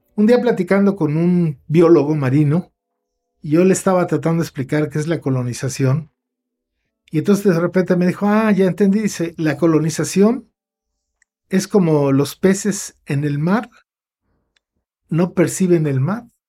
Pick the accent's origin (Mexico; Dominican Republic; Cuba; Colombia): Mexico; millones de hermanos nuestros, anahuacas disfrazados de mestizos, porque aquí no hay mestizaje